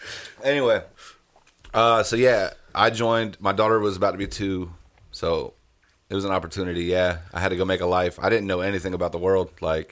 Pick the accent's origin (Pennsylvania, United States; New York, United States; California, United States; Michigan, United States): New York, United States; Fort Drum; also born or lived in Germany; So I was born in New York, upstate New York, on a military base, Army base, Fort Drum. My parents, actually, I was born in Germany. We moved to Fort Drum when I was young.